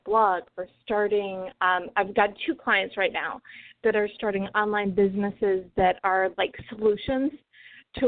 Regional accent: Chicago suburbs, Illinois, United States; now in Los Angeles, United States; I grew up in the Chicago suburbs

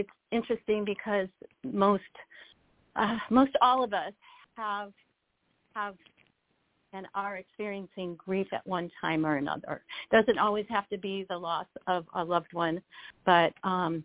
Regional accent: Buffalo, New York, United States; when I was 6 years old, here I am, an only child, grew up in Buffalo.

